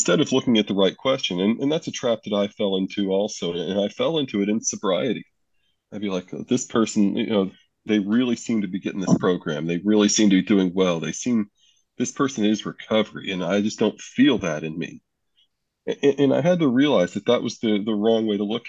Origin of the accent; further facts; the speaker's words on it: Pennsylvania, United States; I'm from Pennsylvania